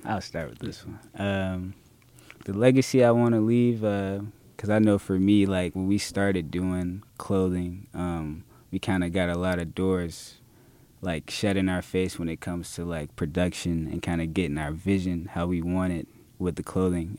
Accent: Jacksonville, Florida, United States; I'm born and raised in Jacksonville

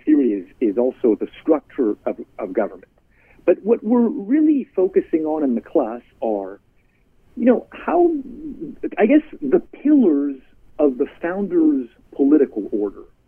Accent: Canada; moved away as an adult; now in United States; I'm Canadian. I came to America to study political philosophy

